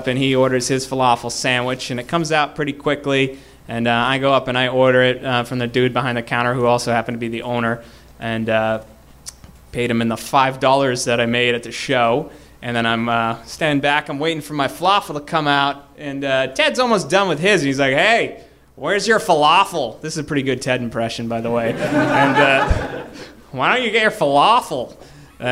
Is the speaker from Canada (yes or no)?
no; Boston, Massachusetts, United States; I'm from Boston.